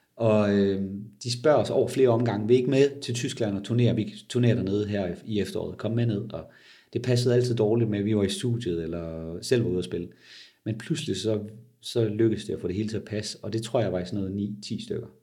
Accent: Denmark; som danskere

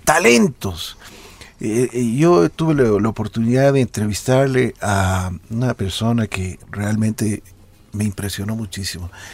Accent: Ecuador; nosotros tenemos como ecuatorianos

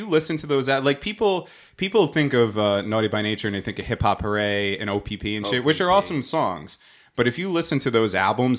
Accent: New Jersey, United States; I'm from New Jersey

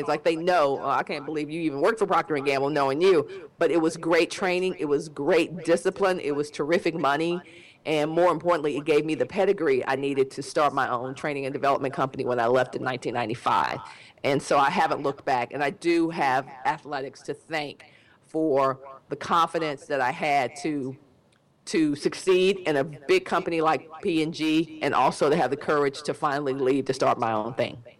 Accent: Dallas, Texas, United States; be close to home because I'm from Dallas

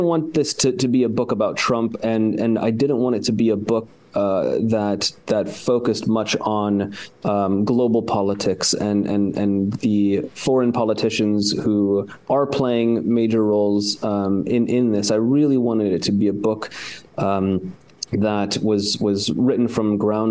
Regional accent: United States; moved away as an adult; now in Ukraine; as an American

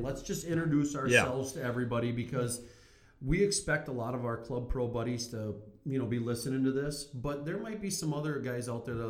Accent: Silver Bay, Minnesota, United States; I grew up in Silver Bay, Minnesota, and because my dad was a Baptist preacher, the family got membership.

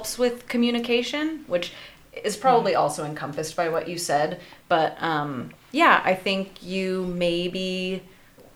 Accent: Yakima Valley, Washington, United States; I too was born and raised in the Yakima Valley.

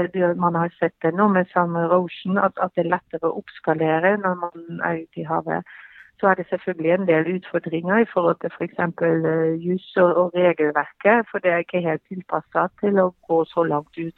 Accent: Belgium; Norwegian is a second language; moved away as an adult; now in Norway; Selv så kommer jeg fra Belgia og flytta her til, til, Norge

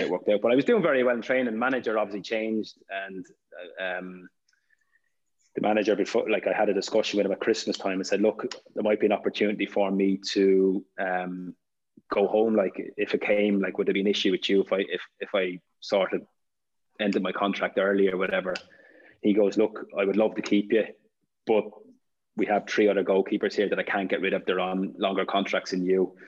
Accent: Ireland; being Irish

